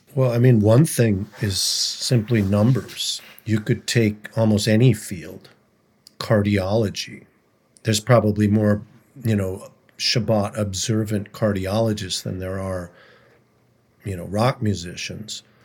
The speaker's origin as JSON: {"language": "English", "town": "St. Louis Park", "region": "Minnesota", "country": "United States", "tie": "born or raised there", "said": "I grew up in Saint Louis Park, Minnesota"}